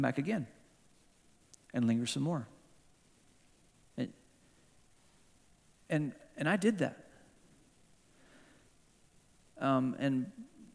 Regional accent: Hong Kong; moved away; this is my hometown. I grew up in this town

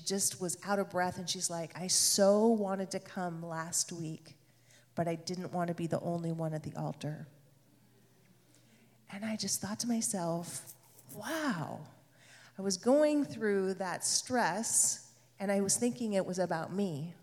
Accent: Hood River, Oregon, United States; also born or lived in San Francisco; living in Hood River, my hometown

